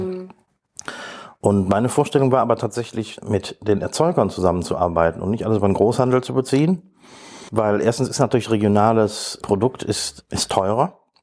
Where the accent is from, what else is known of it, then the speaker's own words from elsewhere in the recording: Ruhr area, North Rhine-Westphalia, Germany; now in Nettersheim, Germany; ich komme ja nicht aus Hamburg oder aus Bayern, sondern aus dem Ruhrgebiet